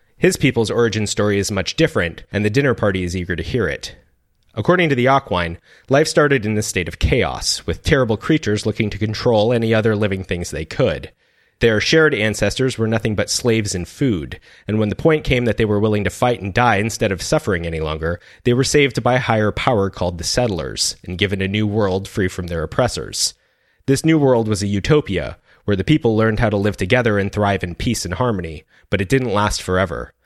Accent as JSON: {"language": "English", "town": "Seattle", "region": "Washington", "country": "United States", "tie": "born or raised there", "said": "my hometown, Seattle"}